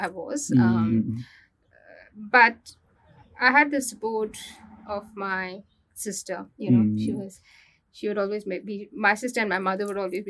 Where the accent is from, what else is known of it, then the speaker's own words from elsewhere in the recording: Hyderabad, Telangana, India; moved away as an adult; now in Australia; So I'm a Hyderabadi. Born and brought up in Hyderabad.